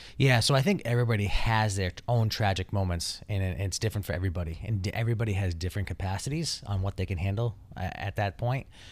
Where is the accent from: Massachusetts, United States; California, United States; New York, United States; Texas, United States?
Massachusetts, United States; Taunton; I grew up in Taunton, Massachusetts